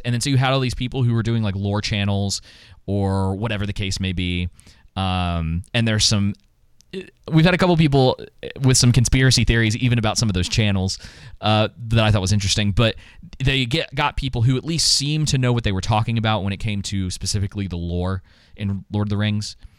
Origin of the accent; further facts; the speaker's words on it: Atlanta, Georgia, United States; I grew up in Atlanta.